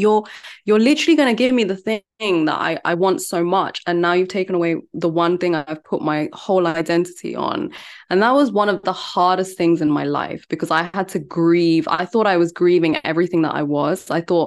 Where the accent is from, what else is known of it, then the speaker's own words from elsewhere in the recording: India; because I'm Indian. I come from a very academic family and no one has done any music or anything like that.